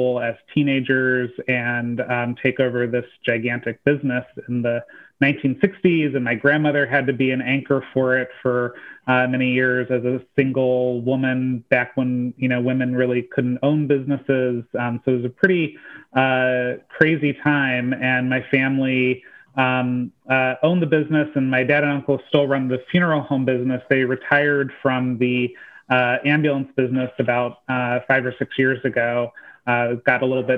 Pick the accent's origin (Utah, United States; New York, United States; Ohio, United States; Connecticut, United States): Ohio, United States; Van Wert; moved away; So I grew up in rural Ohio. So I'm originally from the Buckeye State, and I grew up in this really small town called Van Wert